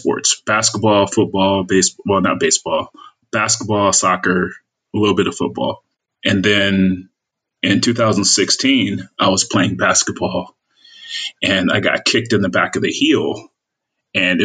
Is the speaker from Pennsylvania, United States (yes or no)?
no; Inglewood, California, United States; moved away; I'm from a small city called Inglewood, California, born and raised.